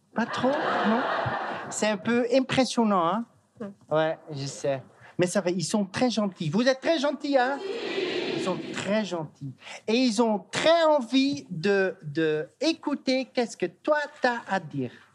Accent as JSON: {"language": "French", "country": "Netherlands", "second_language": "French", "said": "je viens de la Hollande. Euh, je suis hollandais parce que je viens de la Hollande."}